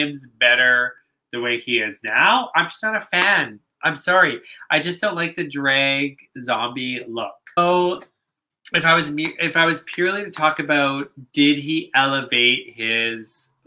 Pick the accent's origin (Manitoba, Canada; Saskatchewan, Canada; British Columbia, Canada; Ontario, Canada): British Columbia, Canada; Vancouver; we are from Vancouver